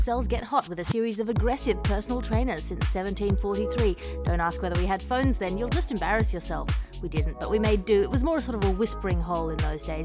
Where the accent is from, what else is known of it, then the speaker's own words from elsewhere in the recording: Australia; as an Australian, direct descendant of the British culture